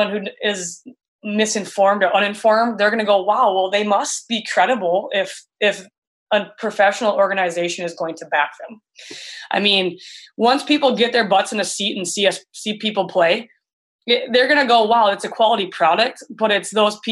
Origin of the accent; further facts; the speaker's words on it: Minnesota, United States; I'm from Minnesota and I grew up in what we kind of call the state of hockey.